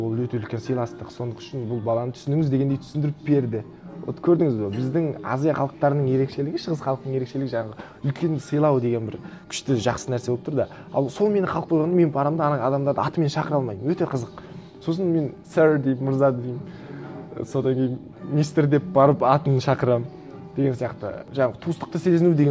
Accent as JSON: {"language": "Kazakh", "country": "Mongolia", "tie": "born or raised there", "also_born_or_lived": "Kazakhstan / United States", "moved": "as an adult"}